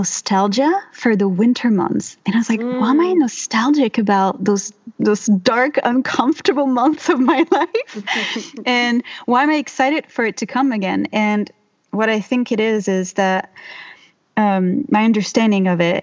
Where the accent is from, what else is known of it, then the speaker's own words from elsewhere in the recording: Mediterranean France, France; English is a second language; moved away as an adult; now in Bellingham, United States; I come from the Mediterranean in France.